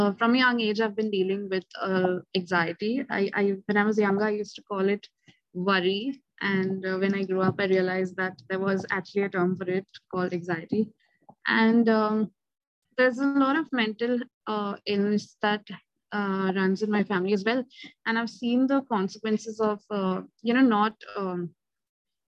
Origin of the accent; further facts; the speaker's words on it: India; I'm from India